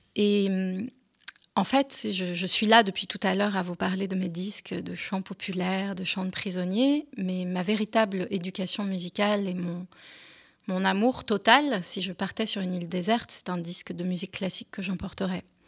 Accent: France; first language French; j'étais quand même euh, française et que ma langue maternelle c'était le français.

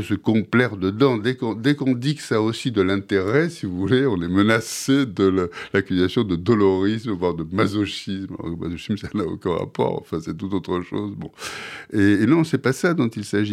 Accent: Marseille, Provence-Alpes-Côte d'Azur, France; je suis Marseillais à l'origine. Et, enfin, à l'origine toujours, mais je je suis né à Marseille

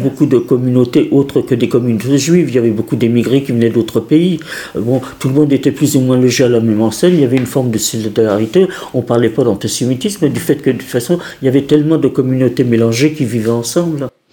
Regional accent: Paris, Île-de-France, France; Mon enfance à Paris, disons que moi, j'ai, estimé toute ma vie que j'avais une, enfance formidable

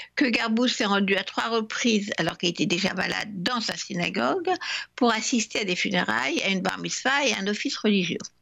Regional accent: France; La religion a aussi joué un rôle chez nous en France

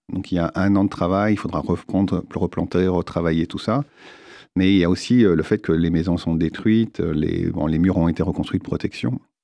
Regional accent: France; nous, en tant que Français

